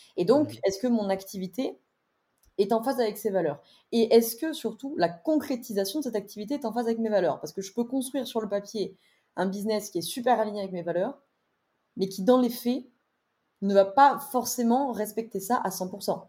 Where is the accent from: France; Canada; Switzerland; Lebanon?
France; Drôme, Auvergne-Rhône-Alpes; also born or lived in Lyon; J'ai quitté Lyon pour pour ma Drôme natale